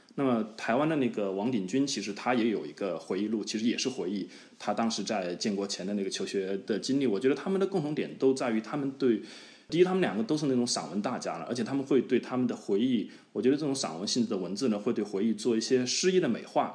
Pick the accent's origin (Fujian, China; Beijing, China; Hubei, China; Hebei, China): Hubei, China; accent: Hubei dialect (Southwestern Mandarin); moved away as an adult; also born or lived in Tianjin; 我是湖北人 但你们可能不太理解，就是作为一个湖北人，从小也会有一点身份认同上的疑惑